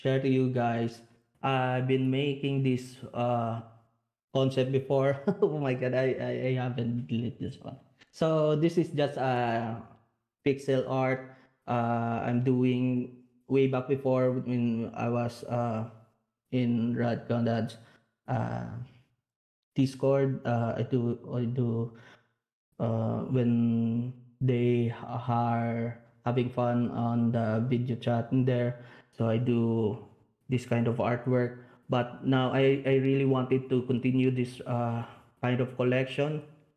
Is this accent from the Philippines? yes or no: yes; Bacolod, Negros Island Region, Philippines; Bacolod City, which is my hometown